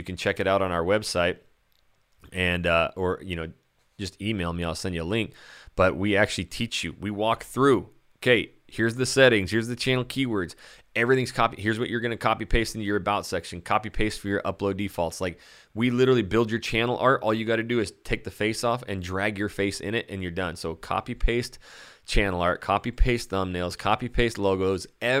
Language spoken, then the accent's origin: English; California, United States; You know, we come from California and never, you know, everybody looks at it as a beach town, but we do have a lot of trees.